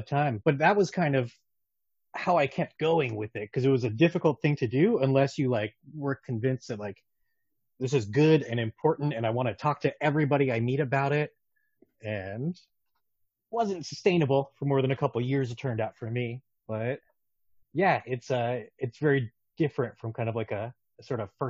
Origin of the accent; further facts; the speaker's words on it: Southern California, United States; moved away as an adult; also born or lived in Midwest; I grew up in Southern California, came to the Midwest for college